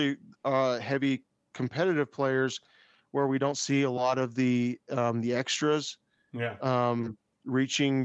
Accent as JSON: {"language": "English", "country": "United States", "said": "I am American"}